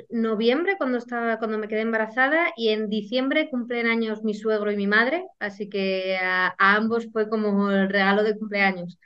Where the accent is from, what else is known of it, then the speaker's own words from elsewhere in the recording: Guadarrama, Community of Madrid, Spain; soy de Madrid, de la Sierra, un pueblecito de Guadarrama